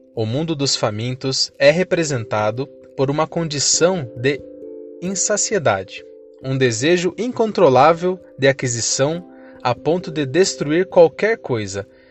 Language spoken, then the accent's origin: Portuguese; Ibiúna, São Paulo, Brazil; now in Sorocaba, Brazil; nascido e criado em Biúna, São Paulo